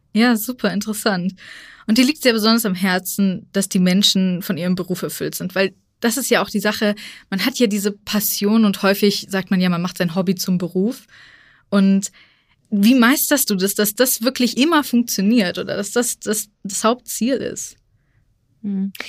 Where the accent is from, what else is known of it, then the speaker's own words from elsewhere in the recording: Frankfurt, Hesse, Germany; ich als gebürtige Frankfurterin